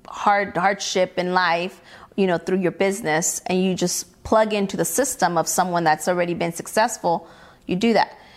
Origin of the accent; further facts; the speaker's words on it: Mexico; now in California, United States; I was born in Mexico. I mm-hmm. wasn't born here